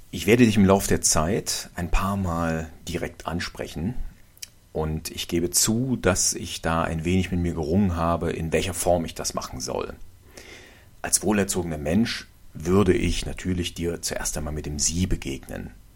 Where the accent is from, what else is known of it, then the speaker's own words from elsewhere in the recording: Germany; hier bei uns in Deutschland